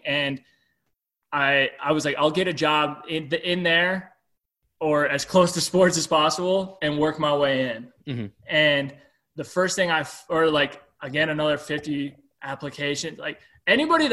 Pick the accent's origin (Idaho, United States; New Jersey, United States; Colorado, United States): Colorado, United States; Steamboat Springs; moved away; also born or lived in Nebraska; Steamboat Springs, Colorado, which is like my favorite day and my favorite time to be in my hometown